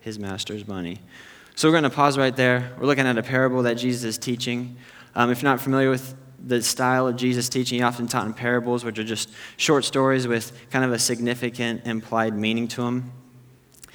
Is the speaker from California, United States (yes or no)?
yes; Temecula, California, United States; also born or lived in Chicago area; I'm from the Temecula area